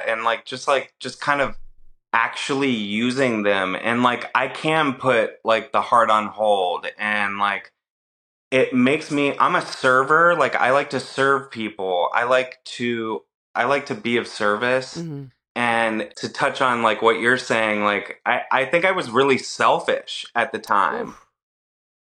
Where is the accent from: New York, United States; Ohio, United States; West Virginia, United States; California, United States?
Ohio, United States; moved away; I grew up in Ohio